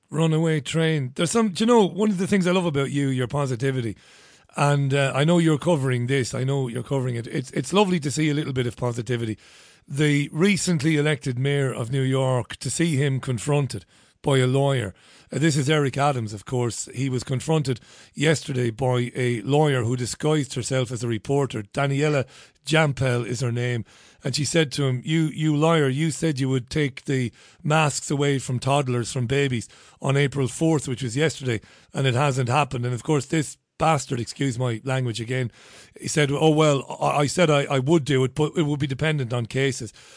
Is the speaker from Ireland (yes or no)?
yes; Ireland; now in United Kingdom; I'm an Irish guy